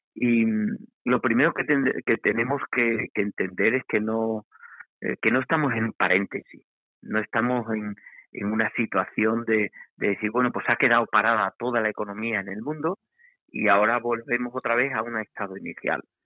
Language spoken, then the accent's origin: Spanish; Extremadura, Spain; como, sociedad extremeña, como sociedad española, europea